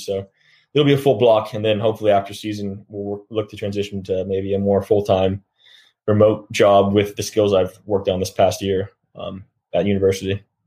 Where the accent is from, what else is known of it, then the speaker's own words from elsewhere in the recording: Sacramento, California, United States; moved away; I got a lot of family in the Southern California region and Sacramento, where I'm from